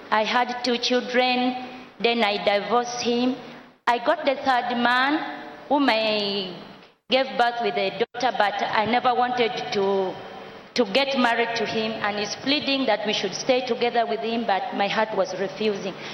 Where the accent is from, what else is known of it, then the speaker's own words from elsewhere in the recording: Uganda; from Uganda.